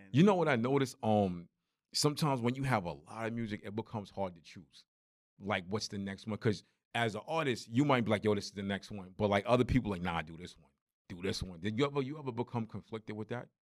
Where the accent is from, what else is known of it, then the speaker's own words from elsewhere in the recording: New York, United States; me growing up in New York